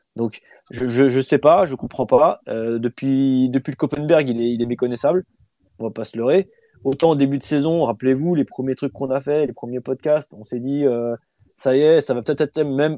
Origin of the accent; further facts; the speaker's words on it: France; chez nous, en France